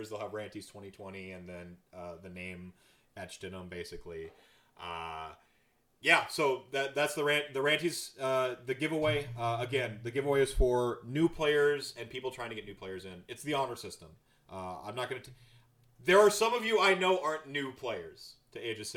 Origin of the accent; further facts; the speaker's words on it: North Carolina, United States; also born or lived in Minnesota / Wisconsin / New York City; now in Milwaukee, United States; I was nomadic. Uh, you know, I grew up in North Carolina, Minnesota, Wisconsin, New York City, even for a spell.